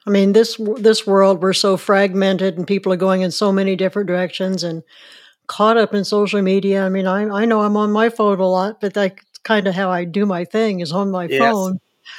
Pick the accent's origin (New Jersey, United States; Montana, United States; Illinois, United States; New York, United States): Illinois, United States; Mattoon; I grew up in Mattoon